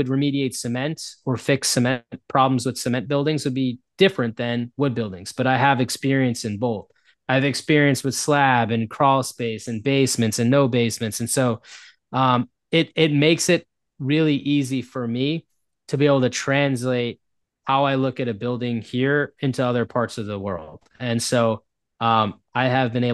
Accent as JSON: {"language": "English", "country": "United States", "first_language": "English", "said": "I'm an American, and so all I've ever learned was English."}